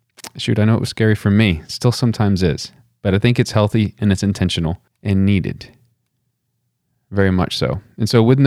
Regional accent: West Texas, United States; I'm from way West Texas

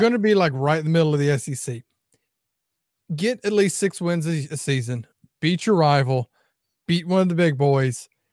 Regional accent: the South, United States; we're from the South

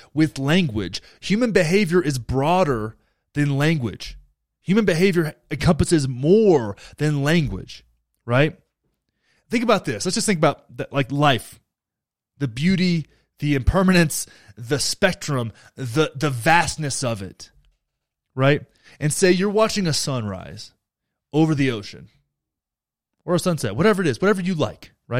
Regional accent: Texas, United States; I'm from Texas

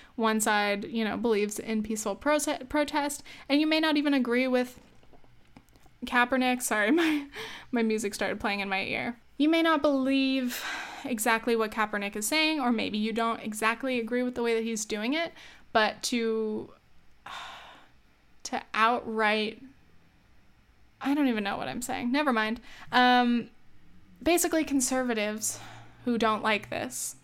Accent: United States; I'm glad to be an American

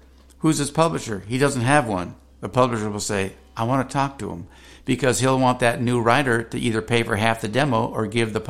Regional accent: Santa Fe Springs, California, United States; moved away; also born or lived in Orange County, California; My hometown's called Santa Fe Springs.

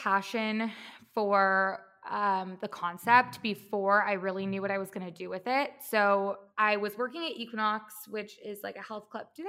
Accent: Midwest, United States; also born or lived in Chicago / Los Angeles; now in New York City, United States; I've kind of lived all over. I'm from the Midwest. I went to school in Chicago, and then I moved

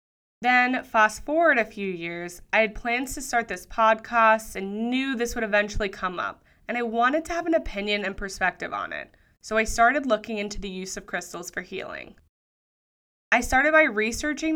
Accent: Sydney, New South Wales, Australia; moved away as an adult; also born or lived in Denver, Colorado; I've made the move from Denver, Colorado to my hometown of Sydney, Australia.

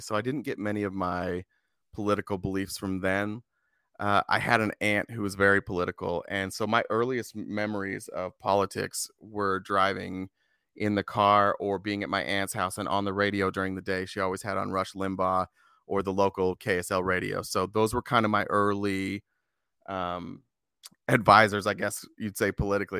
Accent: Lindon, Utah, United States; now in Arizona, United States; I grew up in Utah in a little town called Linden. It's a suburb about forty minutes south of Salt Lake City.

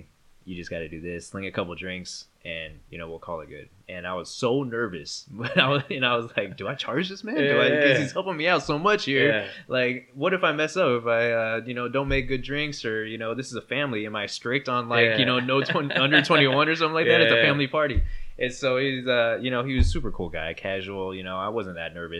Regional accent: Northern California, United States; also born or lived in Arizona; now in Los Angeles, United States; I'm originally from Northern California, moved to Arizona and also back to California

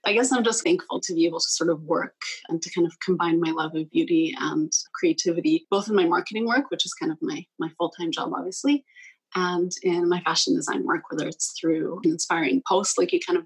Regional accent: Vancouver, British Columbia, Canada; moved away; also born or lived in Poland; I was born and raised in Vancouver, partially raised, I guess. I spent about 10 years of my life in Poland.

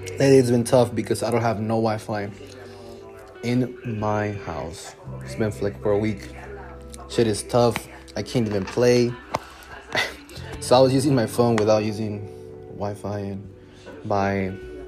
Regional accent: Dallas, Texas, United States; born and raised in Dallas, Texas

